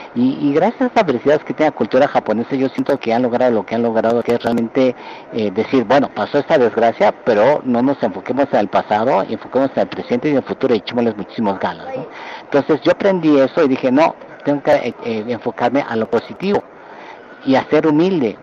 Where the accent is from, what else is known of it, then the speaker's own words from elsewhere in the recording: Mexico City, Mexico; moved away as an adult; also born or lived in Berkeley, United States / Japan; nací en la Ciudad de México, de ascendencia japonesa